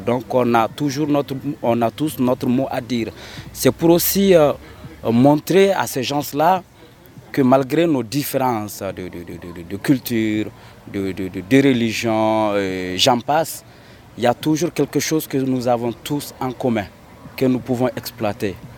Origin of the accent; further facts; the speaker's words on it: Mali; en tant que Malien, Africain